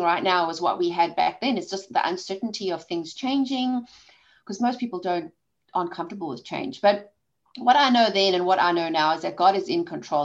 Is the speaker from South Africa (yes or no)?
yes; South Africa; accent: South African; moved away; I've got a South African accent. I was born and raised in South Africa